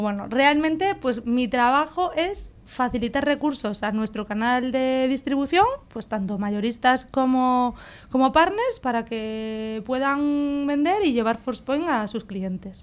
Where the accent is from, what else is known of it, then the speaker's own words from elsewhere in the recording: Galicia, Spain; soy gallega, soy ingeniera industrial